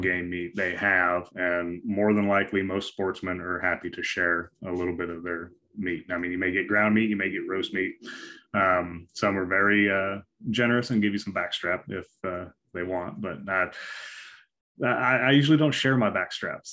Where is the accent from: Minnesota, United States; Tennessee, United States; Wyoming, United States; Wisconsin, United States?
Wyoming, United States; moved away; I grew up in Wyoming